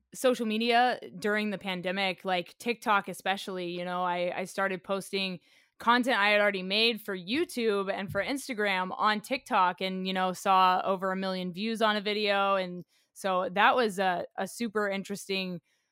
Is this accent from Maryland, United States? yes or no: no; Oklahoma, United States; as a kid growing up in Oklahoma, my brothers and I used to go out in the woods behind our neighborhood